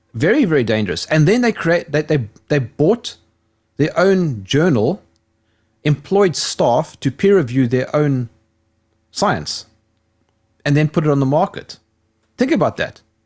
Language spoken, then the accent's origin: English; South Africa; I'm South African